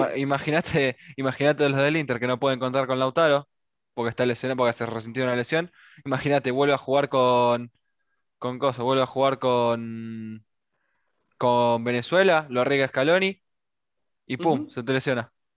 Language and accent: Spanish; Argentina; Me preguntás a mí como argentino